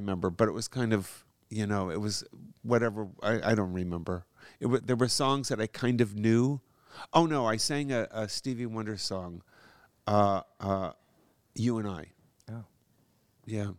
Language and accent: English; Madison, Wisconsin, Niles, Michigan, Midwest, United States; moved away as an adult; also born or lived in Minneapolis, Minnesota / Trempealeau, Wisconsin; now in California, United States; I was born in Minneapolis, Minnesota, kinda grew up in, um, Madison, Wisconsin, and then, uh, Niles, Michigan